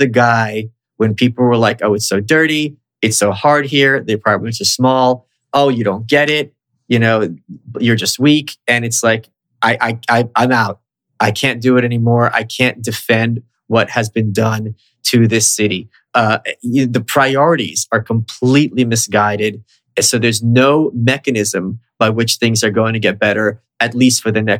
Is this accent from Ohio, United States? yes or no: no; New York, United States; also born or lived in Soviet Union; I've been here all my life. I moved here when I was 2